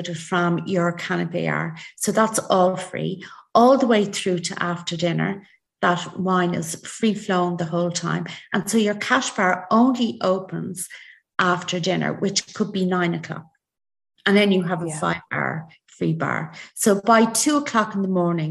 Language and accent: English; Ireland; we're very Irish